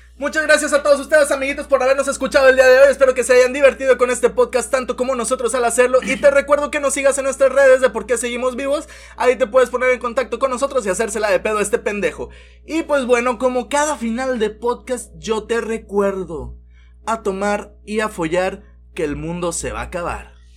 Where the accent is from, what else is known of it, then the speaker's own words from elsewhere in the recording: Monterrey, Nuevo León, Mexico; nosotros que somos de Regiolandia, la pinche capital del país